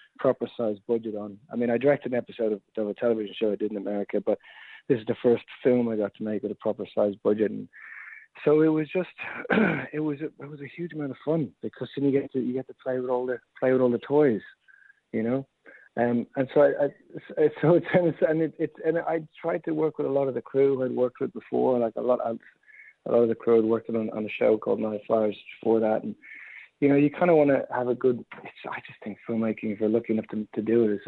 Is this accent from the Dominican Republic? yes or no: no; Dublin, Leinster, Ireland; I'm from Dublin